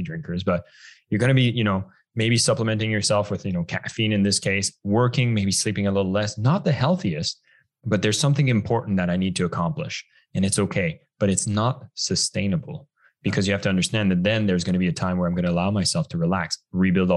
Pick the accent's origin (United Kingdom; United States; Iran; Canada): Canada; moved away as an adult; now in Bali, Indonesia; I'm actually originally from Canada